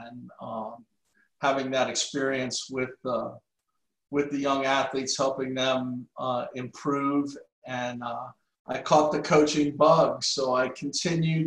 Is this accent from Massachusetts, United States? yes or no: yes; outside Boston, Massachusetts, United States; I grew up outside Boston